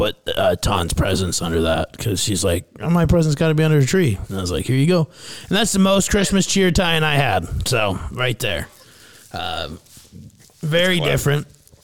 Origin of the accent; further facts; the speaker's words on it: Fairmont, Minnesota, United States; moved away; my hometown of Fairmont, Minnesota